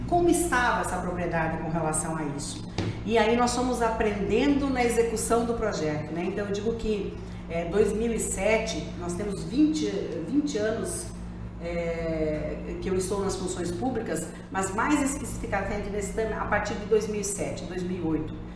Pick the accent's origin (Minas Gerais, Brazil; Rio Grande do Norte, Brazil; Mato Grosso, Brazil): Mato Grosso, Brazil; Lucas do Rio Verde; moved away; voltando aqui à minha casa, à minha terra, considero que Lucas do Rio Verde é o meu, é o meu lar no estado de Mato Grosso